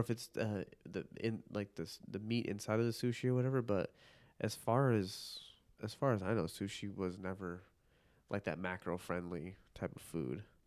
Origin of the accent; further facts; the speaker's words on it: northern Illinois suburbs, United States; also born or lived in Park Ridge, Illinois / Chicago; I was born in Park Ridge, Illinois